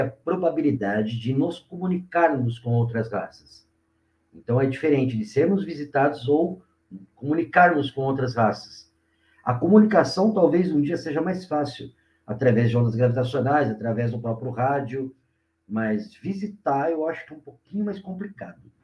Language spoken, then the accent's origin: Portuguese; Mauá, São Paulo, Brazil; sou aqui de, de Mauá, do grande ABC aqui do estado de São Paulo